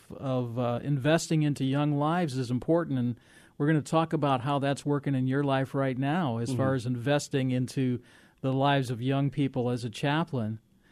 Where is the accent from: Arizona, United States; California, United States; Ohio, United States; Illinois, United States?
Illinois, United States; I grew up in Illinois